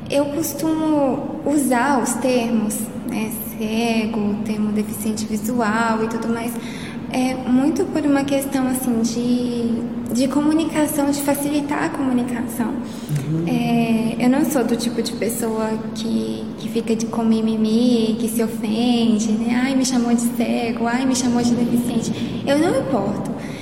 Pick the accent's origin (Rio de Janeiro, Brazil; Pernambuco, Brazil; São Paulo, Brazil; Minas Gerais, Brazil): Minas Gerais, Brazil; Belo Horizonte; E eu sou daqui de Belo Horizonte mesmo, moro aqui